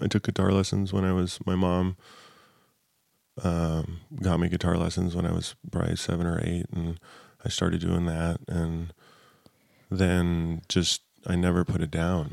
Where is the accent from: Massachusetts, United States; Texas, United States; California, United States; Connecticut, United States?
California, United States; Southern; I grew up in Southern California